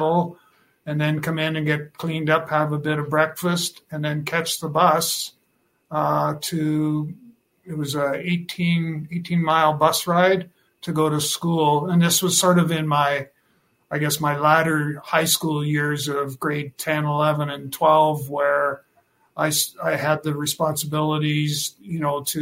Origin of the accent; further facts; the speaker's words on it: Meskanaw, Saskatchewan, Canada; now in Regina, Canada; I grew up on a farm just about a mile from a small community called Meskinaw. And I'm born and raised on the farm, and I stayed on the farm until I graduated from high school in 1972